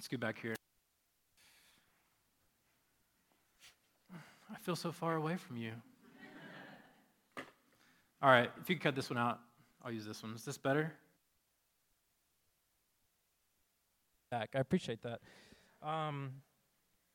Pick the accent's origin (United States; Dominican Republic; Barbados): United States; we are American